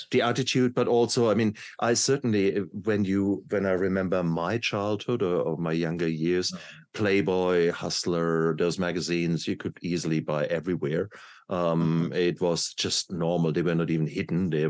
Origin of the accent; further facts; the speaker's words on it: Nigeria; moved away; also born or lived in Malaysia; This was growing up in Nigeria as right. a child.